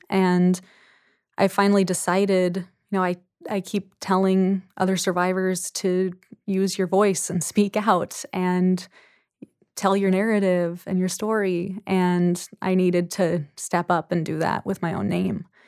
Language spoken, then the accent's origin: English; Anacortes, Washington, United States; my hometown of Anacortes